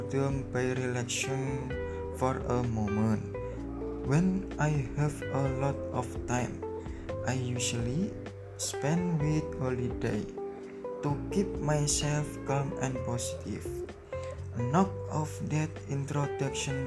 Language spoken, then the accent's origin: English; Demak, Central Java, Indonesia; also born or lived in Surakarta; I was born in Demak, January 22, 2001. I live in Buatorjo, Wonosalam, Demak, Central Java.